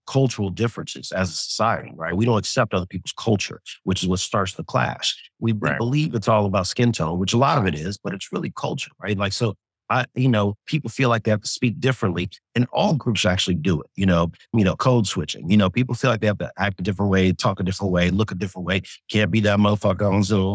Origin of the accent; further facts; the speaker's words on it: Inglewood, California, United States; also born or lived in Sweden; I grew up in LA, you know, grew up in Inglewood, two blocks from